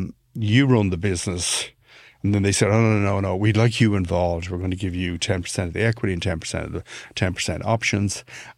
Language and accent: English; Ireland; I'm Irish, but he got that from the accent.